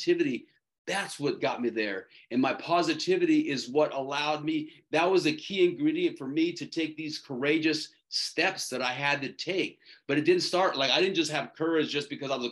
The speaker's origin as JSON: {"language": "English", "town": "Tucson", "region": "Arizona", "country": "United States", "tie": "born or raised there", "also_born_or_lived": "San Diego, California", "moved": "yes", "said": "I was born in Tucson, Arizona, and I was actually born there. But at the time, my family was living in San Diego"}